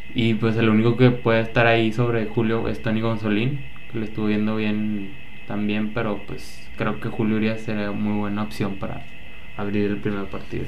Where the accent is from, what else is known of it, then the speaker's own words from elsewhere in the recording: Mexico; nosotros siendo mexicanos